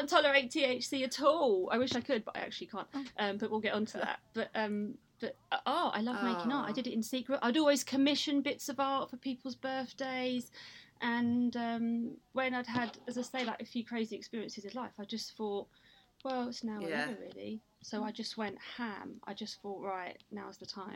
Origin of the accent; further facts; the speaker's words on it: Kent and South East London borders, South East England, United Kingdom; also born or lived in Sidcup; I was born in Sidcup, grew up between Kent and South East London borders.